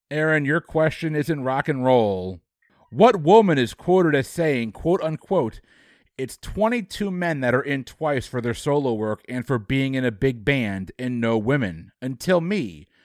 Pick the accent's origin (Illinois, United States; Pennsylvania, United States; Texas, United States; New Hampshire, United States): Texas, United States; yeah. as a Texan